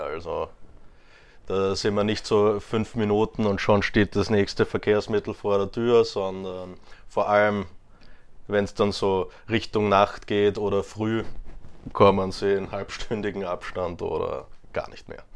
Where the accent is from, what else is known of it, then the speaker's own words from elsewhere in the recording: Graz, Styria, Austria; now in Vienna, Austria; in Graz geboren und aufgewachsen